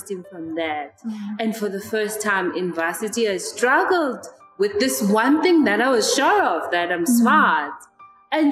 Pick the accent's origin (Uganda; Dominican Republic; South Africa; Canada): South Africa; Mamelodi, Gauteng; I was born and raised in Mamelodi